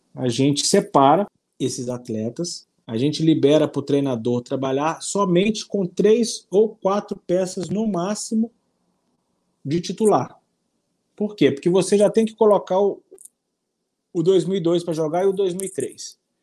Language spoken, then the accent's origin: Portuguese; Ubá, Minas Gerais, Brazil; eu sou de Minas Gerais, uma cidade chamada Bar, é o polo moveleiro do Brasil